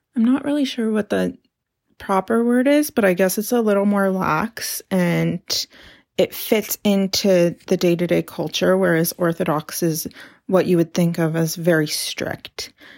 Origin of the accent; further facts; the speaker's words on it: Carmel, California, United States; now in Portland, United States; today I'm actually in my hometown of Carmel, California, a little beach town on California's Central Coast